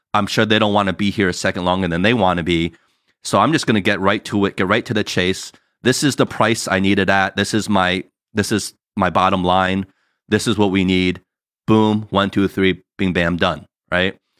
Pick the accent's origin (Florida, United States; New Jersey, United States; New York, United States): New Jersey, United States; now in California, United States; us growing up in Jersey, that's how we all were